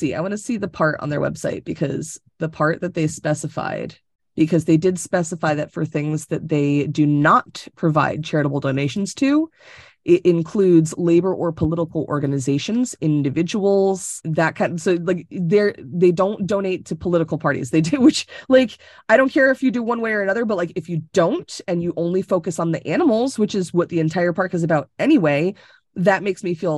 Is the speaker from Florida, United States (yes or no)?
yes; Tampa, Florida, United States; moved away as an adult; now in Connecticut, United States; I was born and raised in Tampa.